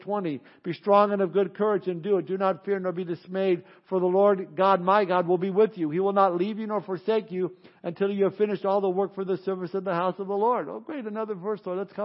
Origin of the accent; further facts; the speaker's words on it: Southern California, United States; moved away as an adult; now in Missouri, United States; I'm from Southern California